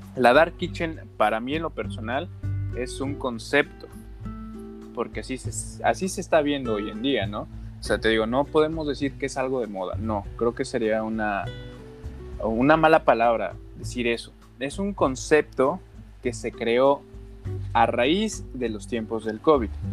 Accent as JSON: {"language": "Spanish", "country": "Mexico", "said": "nosotros somos mexicanos"}